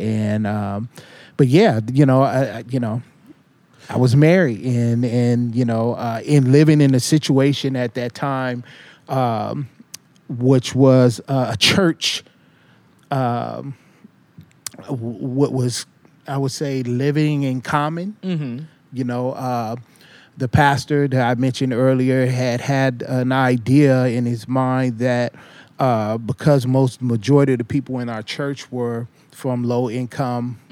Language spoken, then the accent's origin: English; Los Angeles, California, United States; also born or lived in Falls Church, Virginia; now in Oregon, United States; growing up in Watts